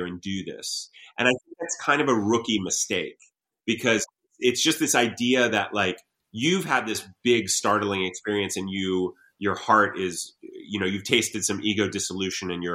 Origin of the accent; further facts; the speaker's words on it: Columbus, Ohio, United States; I grew up in Columbus, Ohio